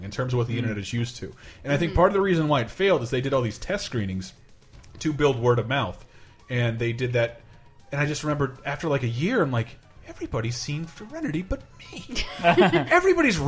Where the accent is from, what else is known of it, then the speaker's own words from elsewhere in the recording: Florida, United States; moved away as an adult; One of the last things I did in my hometown before I came out west